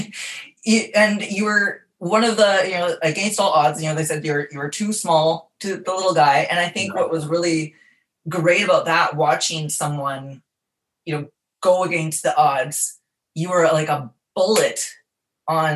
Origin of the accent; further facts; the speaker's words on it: Dauphin, Manitoba, Canada; also born or lived in Sifton, Manitoba; now in Marina Del Rey, United States; I am originally from Dauphin, Manitoba